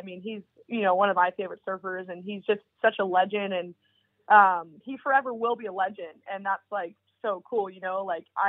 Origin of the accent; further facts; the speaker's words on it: Florida, United States; now in San Clemente, United States; even though I'm from Florida, like, I live here now